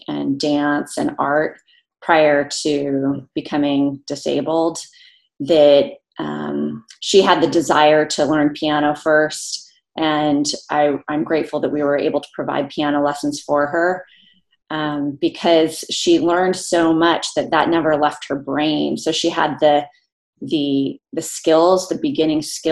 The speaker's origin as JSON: {"language": "English", "town": "Santa Barbara", "region": "California", "country": "United States", "tie": "born or raised there", "said": "I grew up in Santa Barbara"}